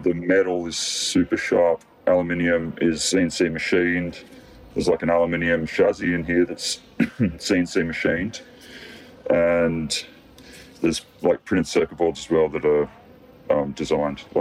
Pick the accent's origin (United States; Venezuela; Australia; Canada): Australia; Bellingen, New South Wales; in my hometown